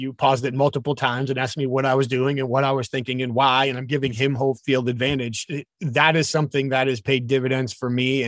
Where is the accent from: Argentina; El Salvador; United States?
United States; New England; I'm from New England.